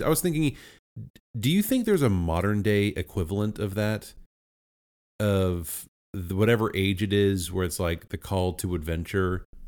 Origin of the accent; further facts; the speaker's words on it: United States; as an American